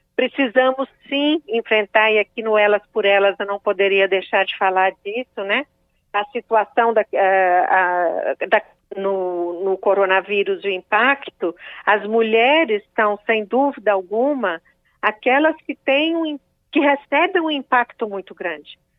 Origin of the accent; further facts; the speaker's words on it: Belo Horizonte, Minas Gerais, Brazil; sou de Minas Gerais, de Belo Horizonte